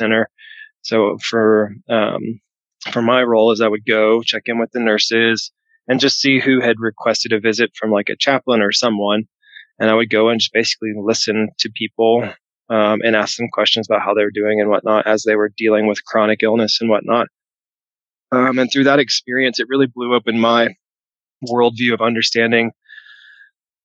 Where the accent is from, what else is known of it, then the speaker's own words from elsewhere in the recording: the South, United States; also born or lived in Nashville, Tennessee; I grew up in the South